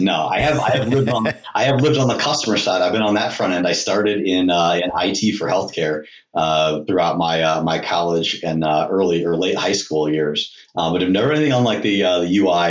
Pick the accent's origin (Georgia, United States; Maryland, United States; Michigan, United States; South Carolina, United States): Georgia, United States; Atlanta; born there; And I was born in Atlanta, so big Braves fan.